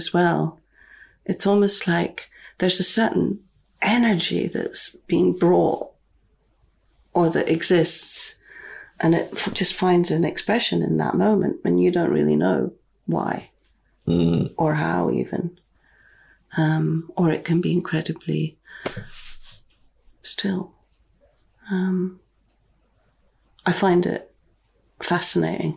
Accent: near Fraserburgh, Scotland, United Kingdom; also born or lived in London; now in Findhorn, United Kingdom; I grew up on this land. I grew up near Fraserburgh

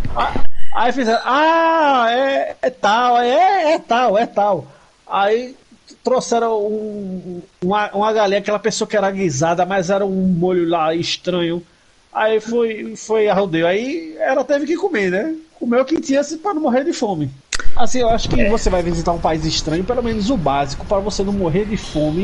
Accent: Recife, Pernambuco, Brazil

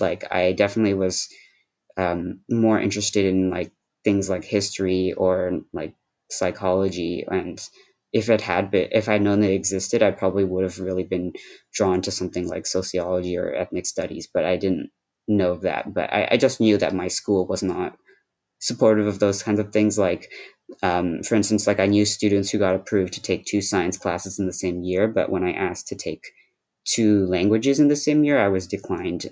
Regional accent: Cupertino, California, United States; first language Shanghainese; English is a second language; now in Berkeley, United States; I live in Berkeley, California, but I grew up mostly in Cupertino, California

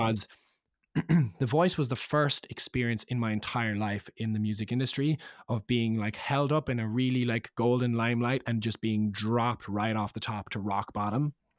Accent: Cork, Munster, Ireland; now in London, United Kingdom; being Irish

